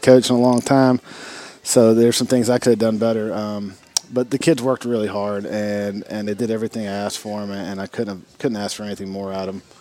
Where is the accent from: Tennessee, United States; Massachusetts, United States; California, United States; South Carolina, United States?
Tennessee, United States; Hendersonville; I was born and raised in the Hendersonville tradition